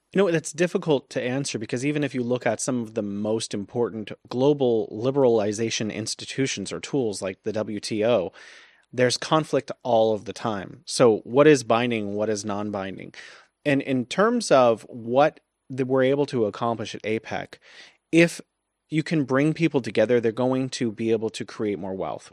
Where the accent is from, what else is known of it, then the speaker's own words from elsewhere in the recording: United States; As an American